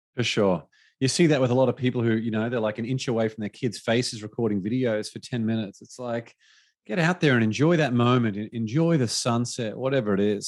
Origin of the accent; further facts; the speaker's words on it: Australia; moved away; my home country back to Australia